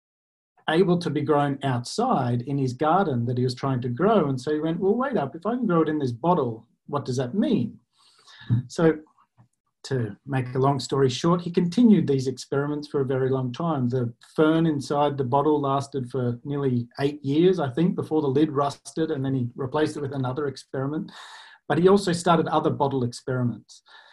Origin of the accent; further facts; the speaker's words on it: Australia; I'm Australian, as you can hear